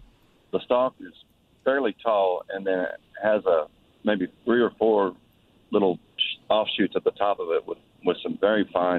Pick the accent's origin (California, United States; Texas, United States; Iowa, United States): Texas, United States; San Antonio; I grew up in San Antonio